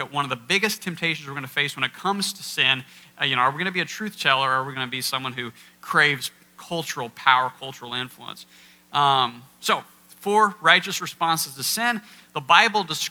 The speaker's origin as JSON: {"language": "English", "region": "Kansas", "country": "United States", "moved": "yes", "lives_now": "Iowa, United States", "said": "I'm from Kansas and moved to Iowa"}